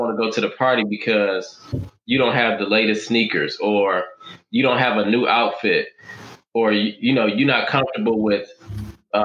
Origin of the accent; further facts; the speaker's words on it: Detroit, Michigan, United States; I'm from Detroit